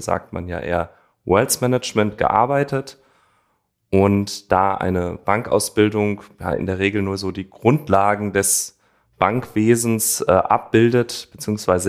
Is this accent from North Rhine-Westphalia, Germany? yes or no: no; Frankfurt am Main, Hesse, Germany; also born or lived in East Westphalia; ich bin gebürtiger Frankfurter mit Wurzeln in der ostwestfälischen Region